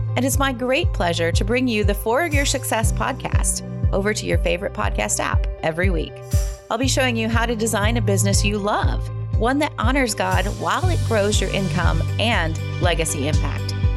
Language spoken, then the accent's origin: English; Lafayette, Louisiana, United States; So I, I'm originally from South Louisiana, Cajun, Cajun country, Lafayette